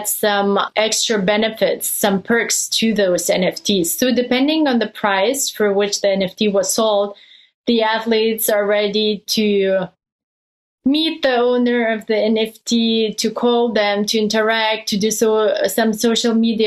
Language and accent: English; Lithuania; moved away as an adult; also born or lived in Germany / Belgium; I come from Lithuania. We have a strong background in basketball. So I spent my childhood watching NBA games at nighttime